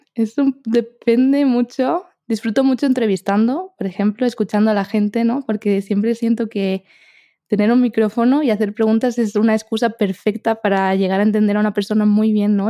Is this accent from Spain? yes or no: yes; Spain; accent: Spanish; mi acento es español